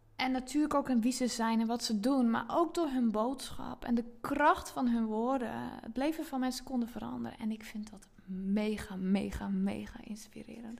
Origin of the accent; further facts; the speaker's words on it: Zeelandic Flanders, Netherlands; moved away as an adult; now in Zandvoort area, Netherlands; ik heb dus 30 jaar in zuid vlaanderen gewoond. En ehm, dus dat is uh, het stuk van Zeeland wat tegen België aangeplakt zit.